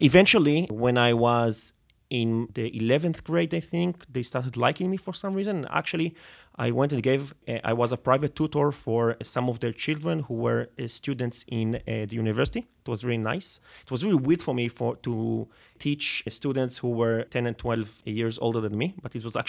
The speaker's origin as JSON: {"language": "English", "town": "Netanya", "region": "Central District", "country": "Israel", "tie": "born or raised there", "said": "So I grew up in Netanya. Netanya is like 30 kilometers north of Tel Aviv."}